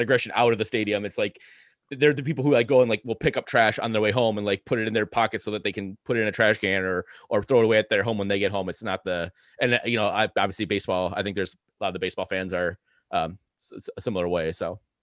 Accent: Saint Paul, Minnesota, United States; I grew up in Saint Paul, I love Saint Paul

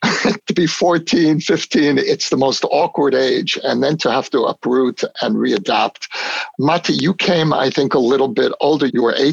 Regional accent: United States; moved away as an adult; now in Israel; as an American

